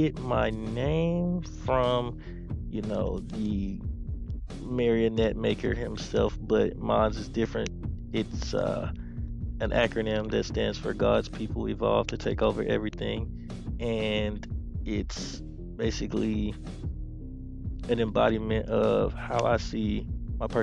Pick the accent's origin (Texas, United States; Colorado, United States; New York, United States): Texas, United States; Houston; I'm from Houston, Texas